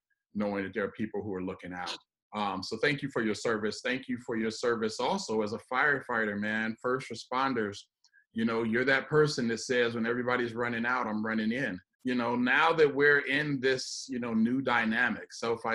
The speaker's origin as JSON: {"language": "English", "region": "Midwest", "country": "United States", "said": "I'm from the Midwest"}